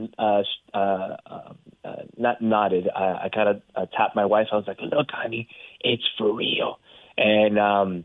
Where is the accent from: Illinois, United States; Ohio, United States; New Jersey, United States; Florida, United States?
Florida, United States; South; we were, again, born and raised in South Florida.